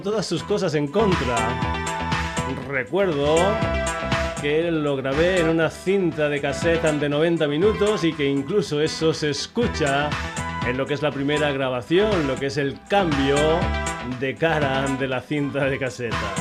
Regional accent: Burguillos del Cerro, Extremadura, Spain; Un servidor es extremeño, es eh, concretamente de un pueblo pequeñito que se llama Burguillos del Cerro

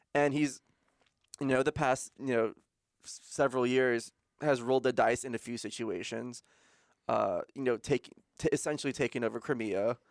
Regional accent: United States; as a American

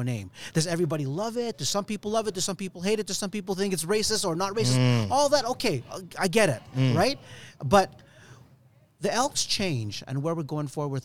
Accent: Edmonton, Alberta, Canada; growing up in Edmonton

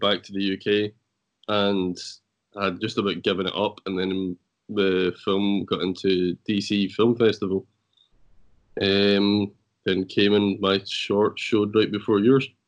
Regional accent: Scotland, United Kingdom; also born or lived in Ireland; I'm Scottish

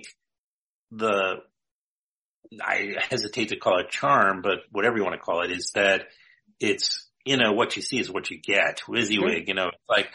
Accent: New York City, New York, United States; I grew up in Queens

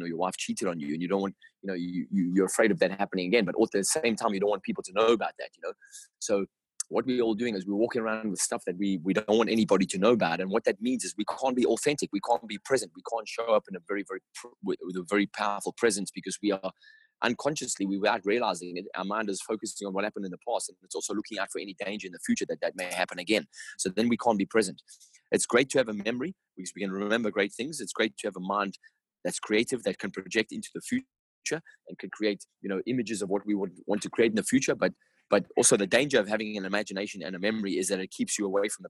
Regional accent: Durban, KwaZulu-Natal, South Africa; I grew up in South Africa

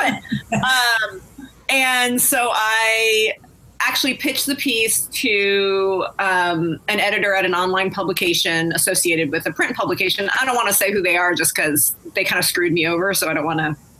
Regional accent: Riverside, California, United States; San Bernardino, California, which is right next door to where I grew up in Riverside

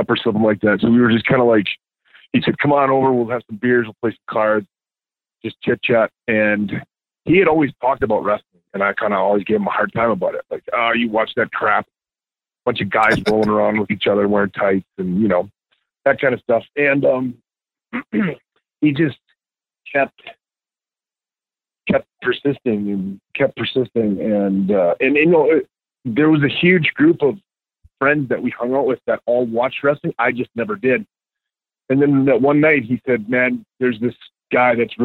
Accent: Two Rivers, Wisconsin, United States; I'm from Two Rivers, Wisconsin.

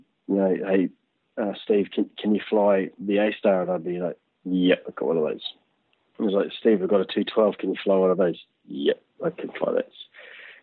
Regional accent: Rotorua, Bay of Plenty, New Zealand; moved away as an adult; also born or lived in Papua New Guinea / Australia / Canada / Auckland, New Zealand; I grew up in Rotorua until I was about 6

